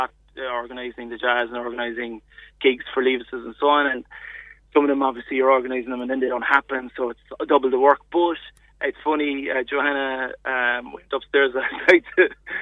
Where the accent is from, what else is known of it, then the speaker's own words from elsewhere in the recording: near Macroom, Munster, Ireland; I grew up near Macroom